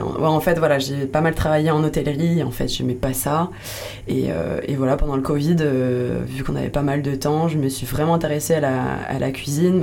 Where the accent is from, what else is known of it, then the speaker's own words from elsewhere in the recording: Lyon, Auvergne-Rhône-Alpes, France; moved away as an adult; now in Landes, France; je suis de Lyon de base